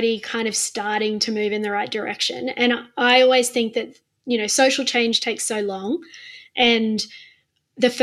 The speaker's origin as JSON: {"language": "English", "region": "Queensland", "country": "Australia", "said": "as a Queenslander"}